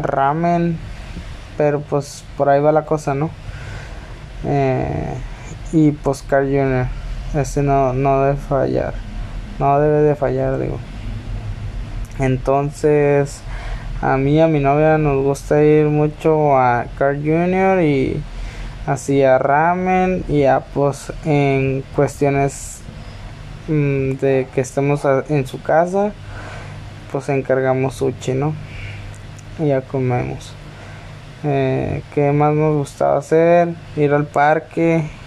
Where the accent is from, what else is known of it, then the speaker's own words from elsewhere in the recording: Tijuana, Baja California, Mexico; Yo soy de Tijuana, California